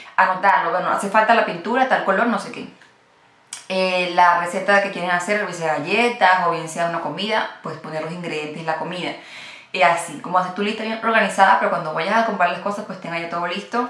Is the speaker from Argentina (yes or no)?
no; Venezuela; moved away; yo soy venezolana